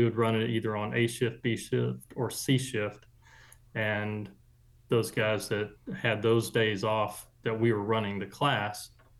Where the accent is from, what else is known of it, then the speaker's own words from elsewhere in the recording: Corsicana, Texas, United States; I grew up here in Texas. I was born down in Texas City, so down on the coast, Galveston area. And then my family moved to the Corsicana area in 1970.